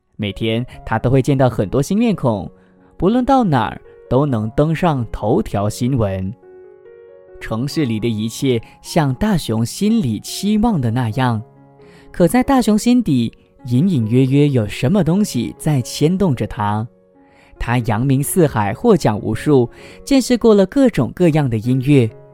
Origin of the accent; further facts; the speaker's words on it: George Town, Penang, Malaysia; moved away as an adult; now in Kuala Lumpur, Malaysia; 我自己呢，是来自马来西亚槟城的槟城人，那我现在呢，目前就是在吉隆坡工作嘛